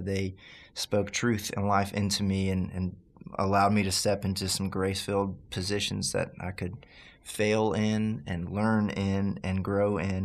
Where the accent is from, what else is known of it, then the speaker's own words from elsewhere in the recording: Baton Rouge, Louisiana, United States; moved away; I'm from Baton Rouge, Louisiana, originally